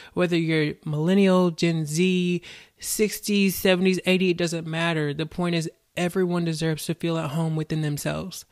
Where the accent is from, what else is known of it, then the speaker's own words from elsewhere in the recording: the South, United States; I was born and raised in the South